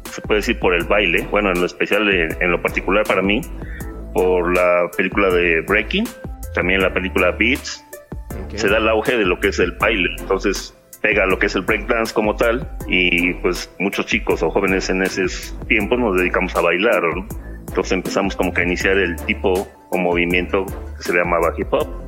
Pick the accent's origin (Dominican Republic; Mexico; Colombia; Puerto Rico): Mexico; Puebla; Sí, yo vivo en el estado de Puebla, soy de México.